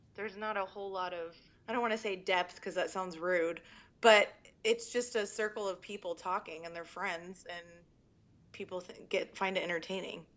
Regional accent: Orange County, California, United States; moved away as an adult; now in Austin, United States; I'm from Orange County, originally born and raised.

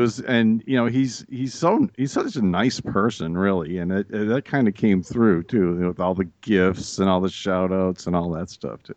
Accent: Massachusetts, United States; I grew up in Massachusetts

